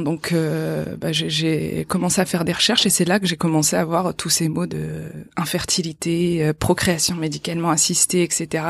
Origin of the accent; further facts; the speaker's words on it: Boulogne-sur-Mer, Hauts-de-France, France; j'ai grandi à Boulogne-sur-Mer.